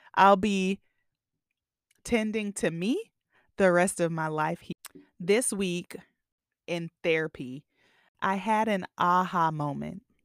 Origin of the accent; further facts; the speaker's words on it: the Bay Area, California, United States; I'm from the Bay